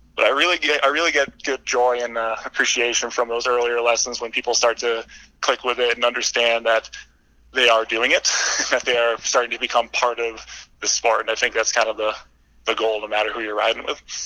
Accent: Vermont, United States; moved away as an adult; now in Lake Tahoe, United States; I moved back to my home state of Vermont.

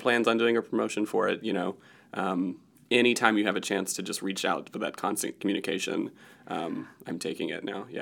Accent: Newnan, Georgia, United States; moved away as an adult; also born or lived in Chicago; I grew up in Noonan, Georgia, which is thirty miles south of Atlanta

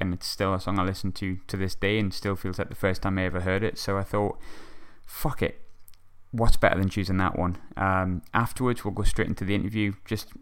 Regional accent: Sunderland, North East England, United Kingdom; Sunderland writer, local to my hometown

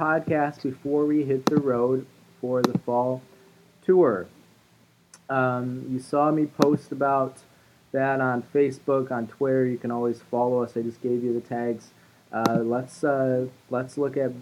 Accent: Rockford, Illinois, United States; moved away; Rockford, Illinois, more or less my hometown.

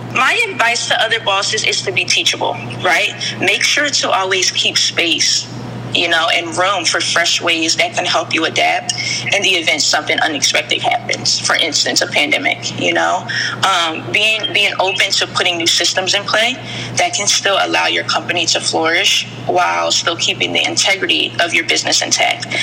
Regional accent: North Carolina, United States; also born or lived in Mount Holly, New Jersey / Southern New Jersey; I was born in a small city called Mount Holly, New Jersey, and moved down south to another small city in North Carolina as a child, where I was raised by my grandparents

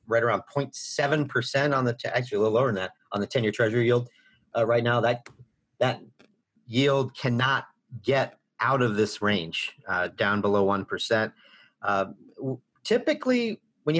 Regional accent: United States; I grew up near Missouri, show me state

